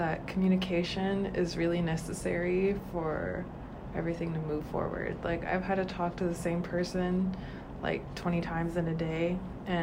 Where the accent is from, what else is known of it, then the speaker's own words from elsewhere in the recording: Anchorage, Alaska, United States; I'm here from Anchorage, Alaska